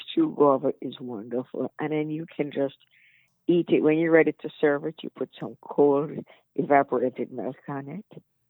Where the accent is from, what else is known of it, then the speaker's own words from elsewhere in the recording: Spanish Town, Jamaica; now in Chicago, United States; I grew up in Spanish Town.